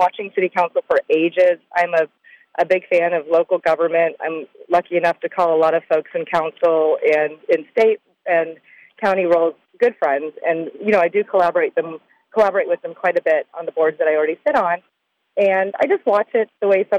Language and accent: English; Palm Beach Gardens, Florida, United States; my hometown